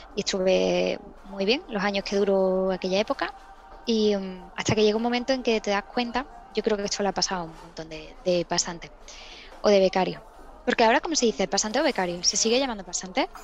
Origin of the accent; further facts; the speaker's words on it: Seville, Andalusia, Spain; en Sevilla